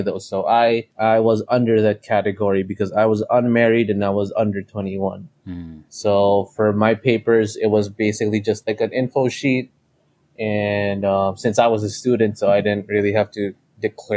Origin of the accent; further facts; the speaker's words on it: Cebu City, Central Visayas, Philippines; English is a second language; moved away as an adult; now in United States; I'm from Cebu City, Philippines. I was born and raised in Cebu